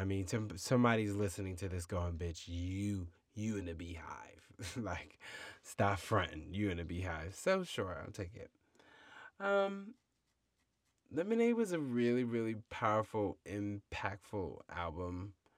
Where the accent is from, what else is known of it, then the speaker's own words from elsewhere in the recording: United States; we as American people